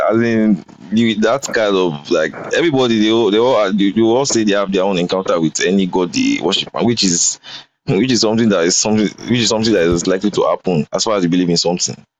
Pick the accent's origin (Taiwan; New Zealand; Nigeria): Nigeria; Edo; I'm from Edo, so the church is like we are mostly Edo in that church